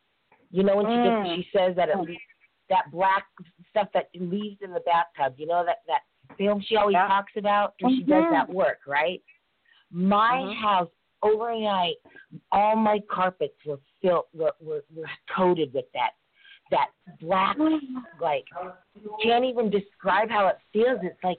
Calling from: Oakwood, Georgia, United States; I'm from Oakwood, Georgia.

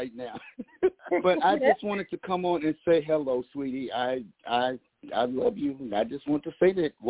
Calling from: Los Angeles, California, United States; And I'm calling from Los Angeles.

